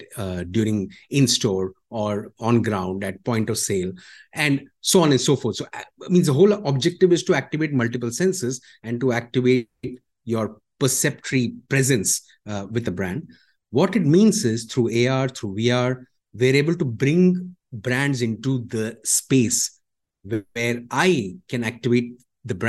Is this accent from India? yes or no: yes; India; now in Malaysia; I am from India